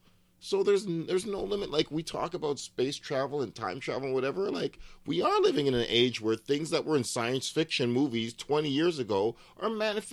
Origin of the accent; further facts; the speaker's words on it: Edmonton, Alberta, Canada; also born or lived in Ottawa / Fort McMurray / Toronto; We were in many different cities. I grew up in Edmonton and Ottawa and Fort McMurray and Toronto.